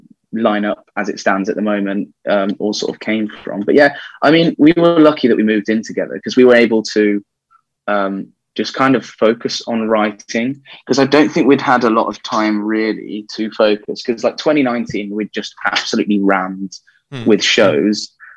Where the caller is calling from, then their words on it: Birmingham, West Midlands, United Kingdom; So, joining you from Birmingham in the UK.